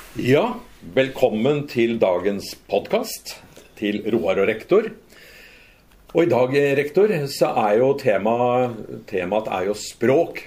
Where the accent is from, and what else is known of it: Lørenskog, Akershus, Norway; born or raised there; also born or lived in Fredrikstad / Oslo / Spain